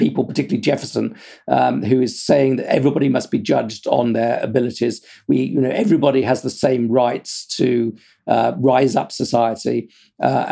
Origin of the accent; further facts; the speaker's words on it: United Kingdom; I'm British